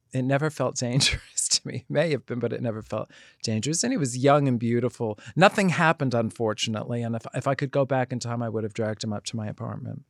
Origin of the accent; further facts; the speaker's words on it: New York City, New York, United States; accent: Bronx; growing up in the Bronx